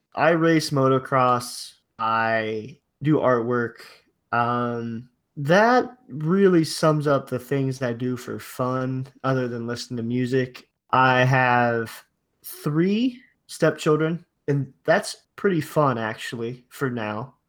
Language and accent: English; Ohio, United States; I'm from Ohio